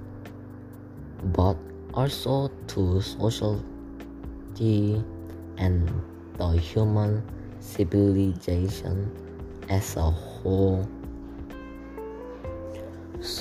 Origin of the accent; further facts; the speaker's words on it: South Korea; English is a second language; now in Malaysia; I'm from Korea, which is South place, and I'm studying in Malaysia International School right now.